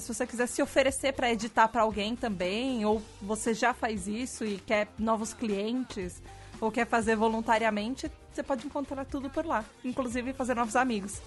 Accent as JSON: {"language": "Portuguese", "country": "Brazil", "said": "eu sou brasileira"}